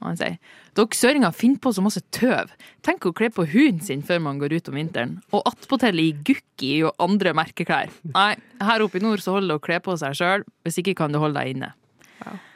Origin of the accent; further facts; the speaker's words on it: near Mo i Rana, Nordland, Norway; accent: northern Norwegian dialect; moved away; en av mine egne fra litt utafor Mo i Rana